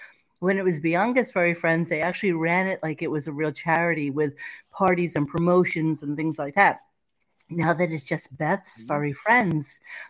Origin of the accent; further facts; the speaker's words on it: Canada; I'm from Canada, so I'm genuinely wondering.